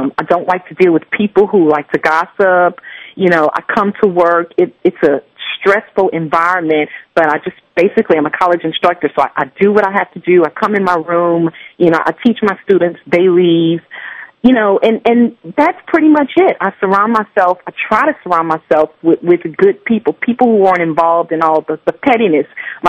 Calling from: Lafayette, Louisiana, United States; I'm from Lafayette, Louisiana.

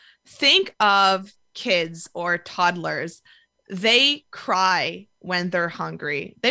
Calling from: Montreal, Quebec, Canada; I am in Montreal, Canada.

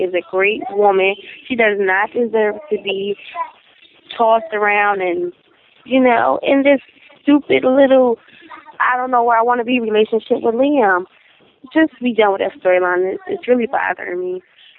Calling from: Philadelphia, Pennsylvania, United States; I'm calling from Philadelphia.

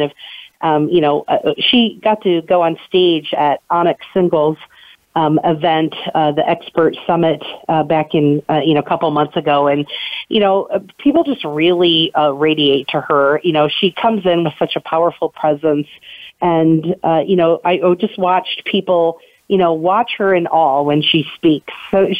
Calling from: Atlanta, Georgia, United States; I'm calling in from Atlanta today. I'm at a training down here

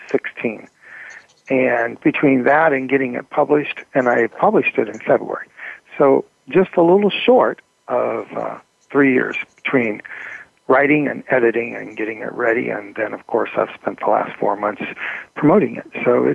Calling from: San Francisco Bay Area, California, United States; I'm calling in from the San Francisco Bay Area.

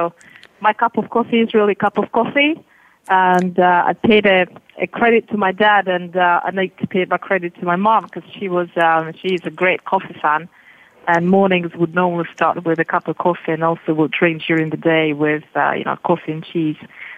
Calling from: London, United Kingdom; That's from London.

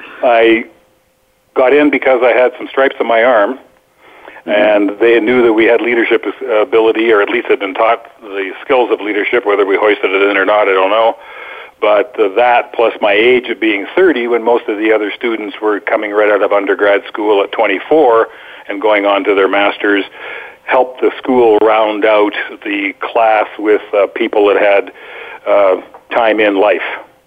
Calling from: Boquete, Chiriquí, Panama; I'm calling in from Boquete, Panama, where the stars have aligned, but the weather may not cooperate.

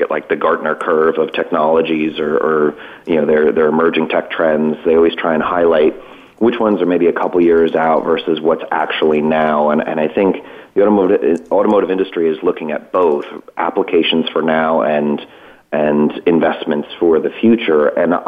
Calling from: Cranford, New Jersey, United States; So I'm calling today from Cranford, New Jersey. It's just outside of my office in Hoboken, which is just across from the river from New York, so maybe a half hour out of New York City.

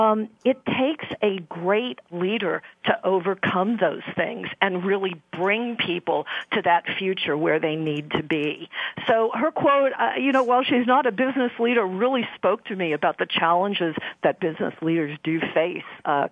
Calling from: Houston, Texas, United States; I am calling from Houston, Texas

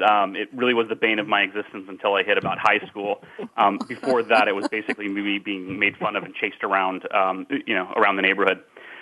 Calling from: California, United States; So I'm located in California, just a few miles east of San Francisco.

